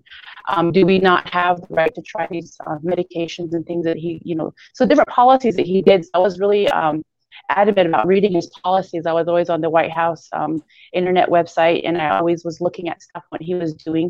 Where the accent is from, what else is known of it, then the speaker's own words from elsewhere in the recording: United States; I'm an American